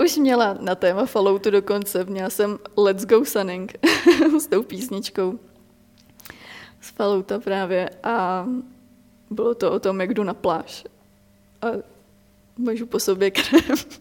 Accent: Czechia; v Čechách

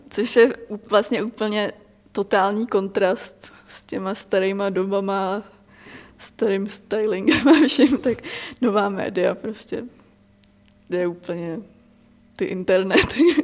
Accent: Czechia; v Čechách

